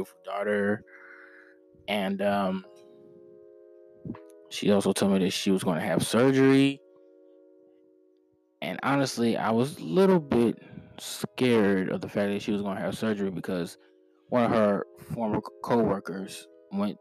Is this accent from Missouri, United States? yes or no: yes; Missouri, United States; I'm from Missouri